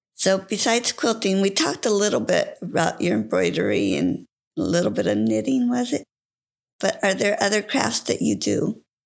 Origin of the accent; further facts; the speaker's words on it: California, United States; I was born and raised in California